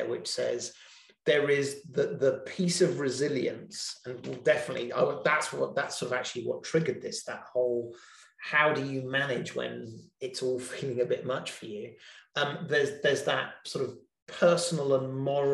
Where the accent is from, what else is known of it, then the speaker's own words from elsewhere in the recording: England, United Kingdom; being English